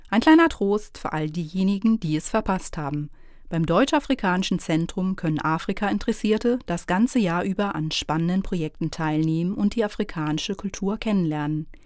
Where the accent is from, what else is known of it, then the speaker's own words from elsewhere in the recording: Tibet, China; Ich bin aus Tibet, aber kongolese Essen ist super lecker.